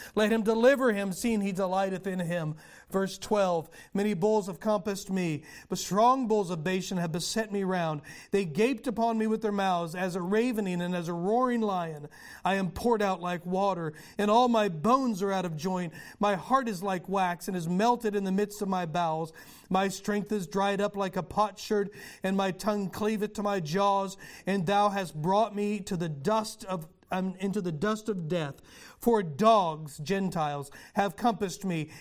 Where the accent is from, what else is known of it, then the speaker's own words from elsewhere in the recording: United States; I'm an American